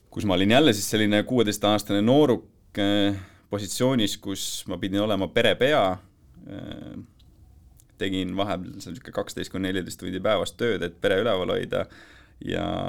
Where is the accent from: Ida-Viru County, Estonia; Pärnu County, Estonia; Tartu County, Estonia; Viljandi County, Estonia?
Tartu County, Estonia; near Tartu; elasime, elasime Tartu külje all